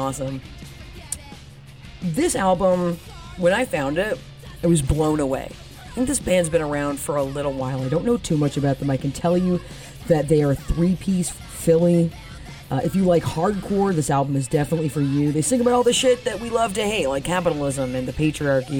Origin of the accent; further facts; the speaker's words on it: Toronto, Ontario, Canada; I'm Canadian. I'm from Toronto. I gotta rep the hood